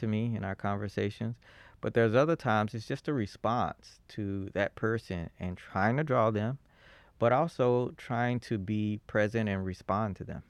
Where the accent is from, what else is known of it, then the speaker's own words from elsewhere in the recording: Fort Worth, Texas, United States; moved away as an adult; also born or lived in Boston / New Haven; I was born in Fort Worth